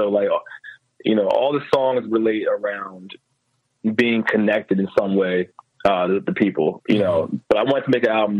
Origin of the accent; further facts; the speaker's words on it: New Jersey, United States; now in Philadelphia, United States; So I've been just telling people I'm from Philly now.